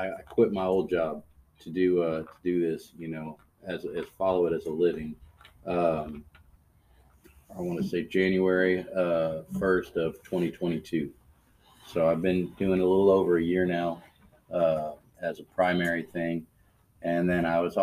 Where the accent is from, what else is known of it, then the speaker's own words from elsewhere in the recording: San Antonio, Texas, United States; native. Born and raised in San Antonio. Lived here all my life